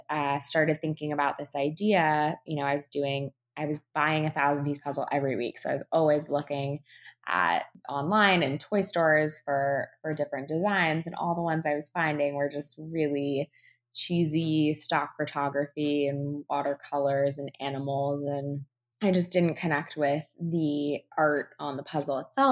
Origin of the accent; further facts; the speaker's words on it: California, United States; now in New York, United States; I am from California